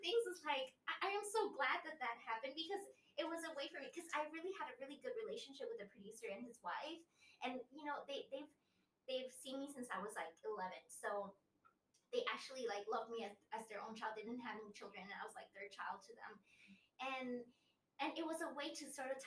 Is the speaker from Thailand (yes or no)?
yes; Thailand; also born or lived in Italy; I was born in Italy. And I came to Thailand when I was 6 years old.